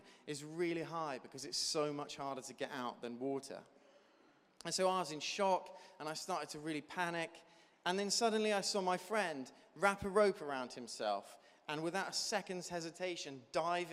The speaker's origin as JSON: {"language": "English", "area": "Devon", "region": "South West England", "country": "United Kingdom", "tie": "born or raised there", "said": "I grew up in Devon, and so I had a lot of friends growing up who were farmers"}